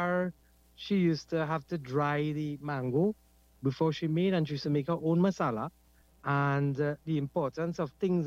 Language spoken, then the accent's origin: English; Trinidad & Tobago; first language Trinidad English Creole; I grew up with my maternal grandparents in Kurupia, where I spent most of my life, and I still live here.